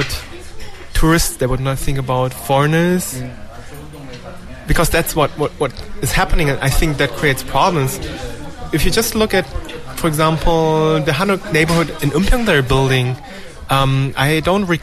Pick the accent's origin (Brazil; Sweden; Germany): Germany; now in Korea; my home country, Germany